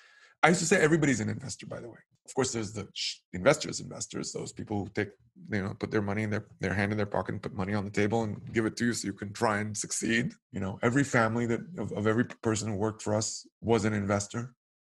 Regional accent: Israel; Mezu means cash in Hebrew. Actually, it's the first two syllables of the word cash. Obviously, I'm from Israel.

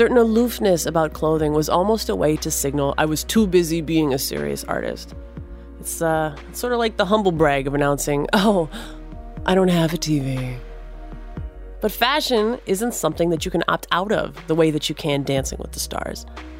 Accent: United States; I grew up in the States

